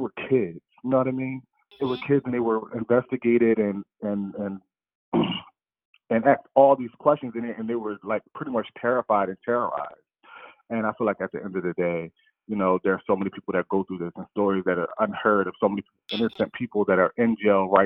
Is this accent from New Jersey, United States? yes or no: yes; Camden, New Jersey, United States; I grew up in Camden, New Jersey